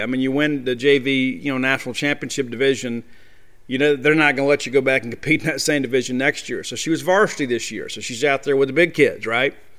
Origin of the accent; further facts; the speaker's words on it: thirty minutes from Southern Miss, Mississippi, United States; moved away; also born or lived in Baton Rouge, Louisiana; that's thirty minutes from my hometown